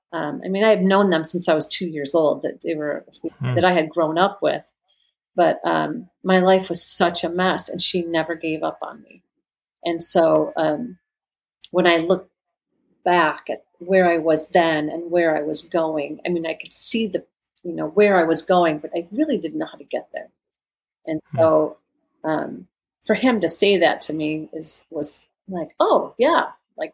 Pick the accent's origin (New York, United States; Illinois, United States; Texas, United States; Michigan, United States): Michigan, United States; moved away; also born or lived in California; back in Michigan, my hometown where I grew up, after we had lived in California for years